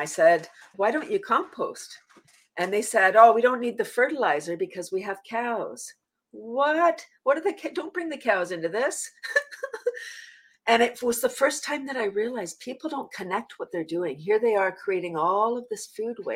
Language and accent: English; Toronto, Ontario, Canada; also born or lived in a small town; I'm from Toronto, but I live in a small town now